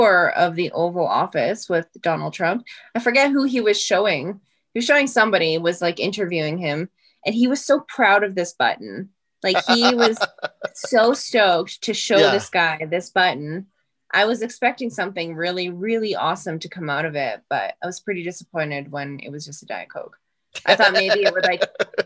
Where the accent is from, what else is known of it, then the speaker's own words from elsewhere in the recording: Canada; We're Canadian.